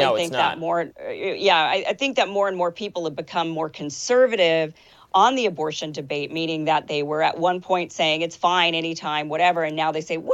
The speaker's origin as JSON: {"language": "English", "region": "Idaho", "country": "United States", "said": "I'm from Idaho. It's a real conservative state."}